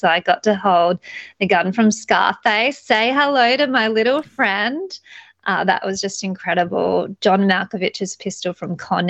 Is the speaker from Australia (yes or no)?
yes; Australia; they love me over there because obviously I'm an Aussie girl that loves guns, so, and freedom.